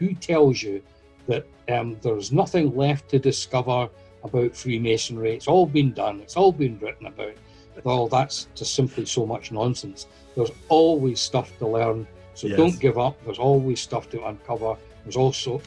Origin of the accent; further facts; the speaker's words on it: Scotland, United Kingdom; I'm from Scotland